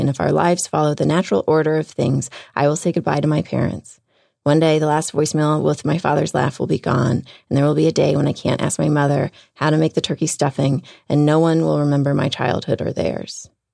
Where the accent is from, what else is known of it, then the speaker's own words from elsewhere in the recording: Houston, Texas, United States; moved away; I'm from Houston